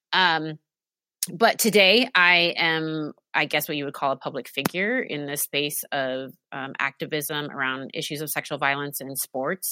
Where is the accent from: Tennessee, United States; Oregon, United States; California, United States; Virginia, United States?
Oregon, United States; also born or lived in Alaska; spent um, most of my life in Oregon. That's where I am now.